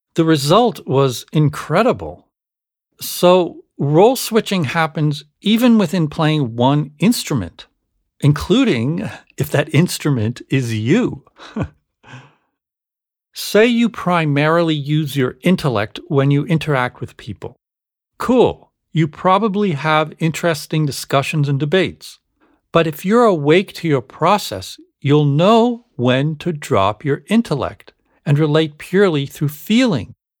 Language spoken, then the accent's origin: English; Canada; growing up in Canada